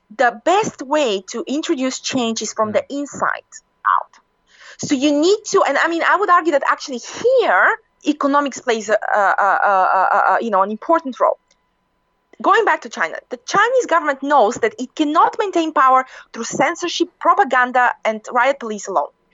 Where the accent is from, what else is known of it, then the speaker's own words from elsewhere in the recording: Bulgaria; I come from from Bulgaria, you know, um, you know, an Eastern European country